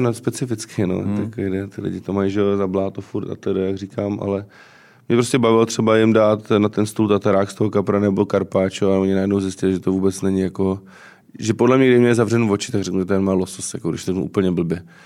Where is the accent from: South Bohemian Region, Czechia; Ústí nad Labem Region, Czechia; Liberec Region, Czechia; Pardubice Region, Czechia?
South Bohemian Region, Czechia; Třeboň; moved away as an adult; now in Prague, Czechia; jak jsem z Třeboně